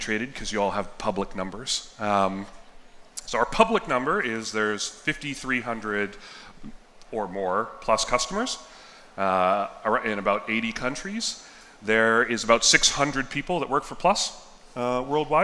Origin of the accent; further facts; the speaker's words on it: Yellowknife, Northwest Territories, Canada; also born or lived in Southern California, United States; I was born in California, and when I was three, we moved to Yellowknife